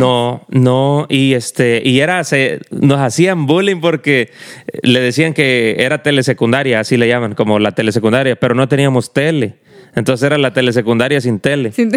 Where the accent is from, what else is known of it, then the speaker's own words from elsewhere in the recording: Mexico; donde yo estudio, allá en México, eh, pues en el, en el rancho de donde yo soy